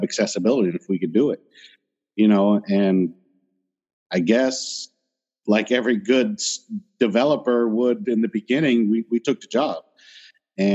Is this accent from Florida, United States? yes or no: yes; Florida, United States; I'm from Florida